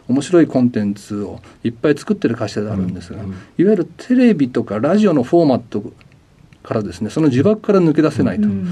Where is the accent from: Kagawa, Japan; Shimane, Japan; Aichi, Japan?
Aichi, Japan; Nagoya; also born or lived in Kasugai, Aichi; 生まれたのは愛知県名古屋市でして、はい、実家の隣の春日井市の方にございます。